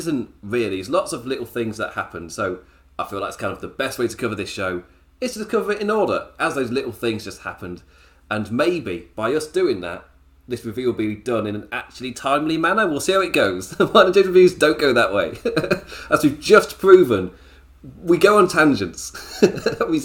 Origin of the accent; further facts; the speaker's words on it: the Midlands of England, United Kingdom; I'm from the Midlands of England.